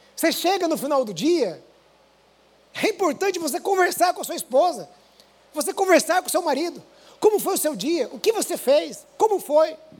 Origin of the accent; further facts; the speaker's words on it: Paraná, Brazil; now in São Paulo, Brazil; como um bom paranaense